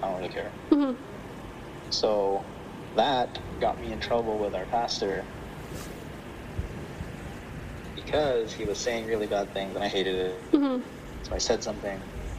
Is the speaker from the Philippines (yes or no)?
yes; Philippines; It comes to, you know, being Filipino, or like a question of, you know, doing or being Filipino.